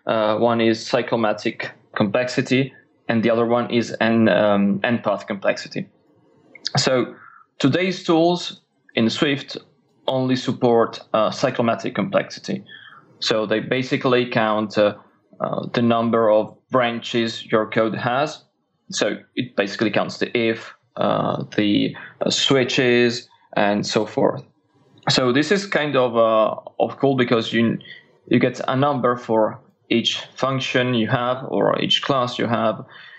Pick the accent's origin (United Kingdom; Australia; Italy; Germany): Italy; English is a second language; now in France; So I'm a developer from Italy. I'm actually based in France today.